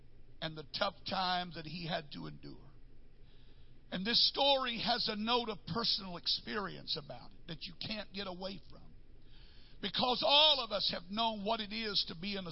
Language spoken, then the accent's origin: English; North Texas, United States; I grew up in North Texas, and we had tornadoes